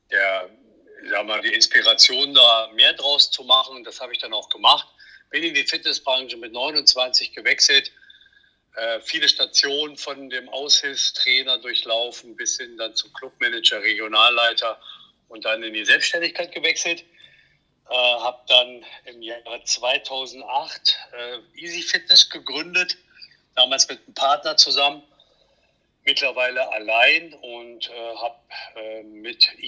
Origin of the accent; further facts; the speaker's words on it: Thuringia, Germany; born there; bin gebürtig aus der Nähe von Erfurt im schönen Thüringen